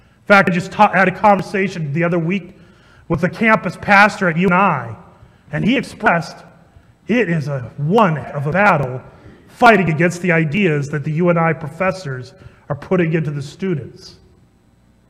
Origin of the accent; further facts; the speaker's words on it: Ankeny, Iowa, United States; I grew up in Ankeny